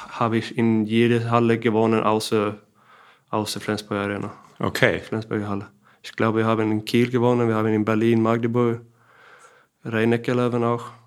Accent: Kristianstad, Skåne, Sweden; German is a second language; er ist auch aus Christianstar, meiner Heimat da.

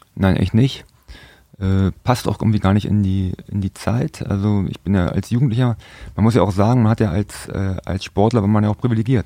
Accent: Berlin, Germany; moved away; also born or lived in Frankfurt (Oder); Mein Vater war auch früher Fußballer gewesen und ich bin in Berlin geboren

